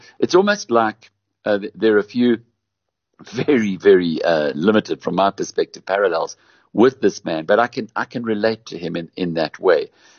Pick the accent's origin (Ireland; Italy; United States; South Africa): South Africa; Newcastle, KwaZulu-Natal; My hometown of Newcastle